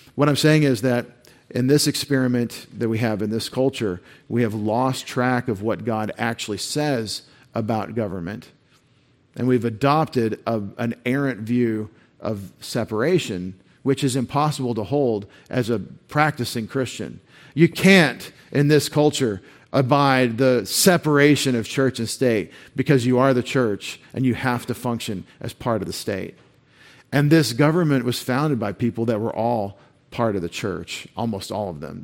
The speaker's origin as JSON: {"language": "English", "region": "East Texas", "country": "United States", "tie": "born or raised there", "said": "I grew up this way in East Texas in public school"}